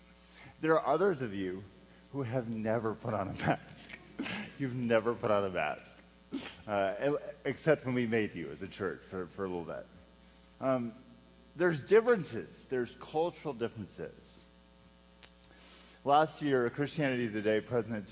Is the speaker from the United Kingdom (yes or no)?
no; Texas, United States; moved away as an adult; now in Charlottesville, United States; I'm from Texas, which also suffers from some provincialism